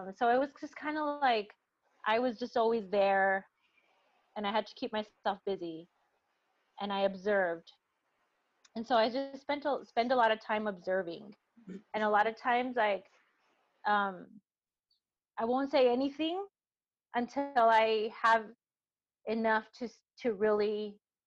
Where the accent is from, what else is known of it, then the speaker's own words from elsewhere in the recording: El Paso, Texas, United States; I'm from El Paso